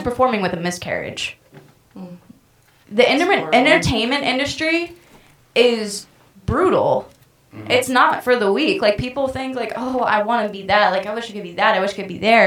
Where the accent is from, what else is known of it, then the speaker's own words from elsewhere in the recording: North Carolina, United States; I grew up in North Carolina